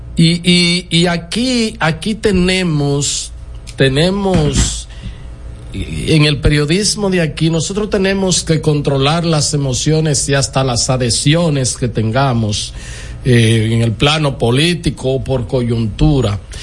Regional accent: Dominican Republic; yo soy dominicano

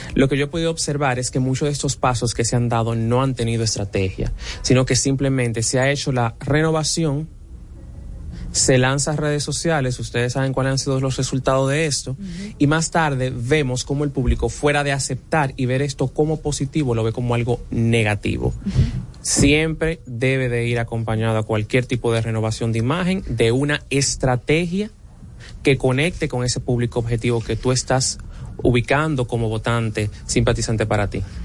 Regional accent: Dominican Republic; nosotros como dominicanos

